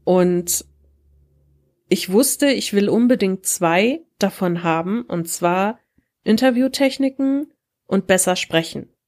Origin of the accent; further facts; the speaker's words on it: Wuppertal, North Rhine-Westphalia, Germany; ich komme aus Wuppertal und ich bin ein Teil vom Podcast-Duo der Taschenuschis.